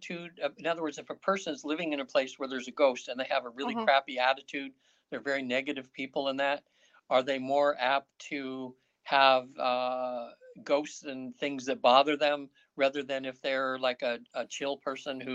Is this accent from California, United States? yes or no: yes; North Highlands, California, United States; moved away; I grew up in North Highlands